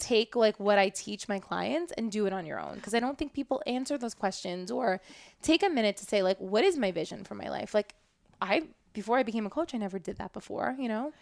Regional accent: New York City, New York, United States; I grew up in Brooklyn

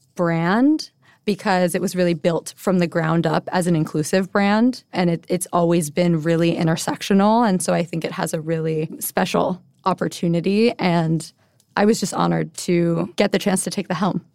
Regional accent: Honolulu, Hawaii, United States; moved away as an adult; also born or lived in Bay Area / New York; I'm born and raised in Honolulu. I moved to the mainland, as we call it, after high school to go to college

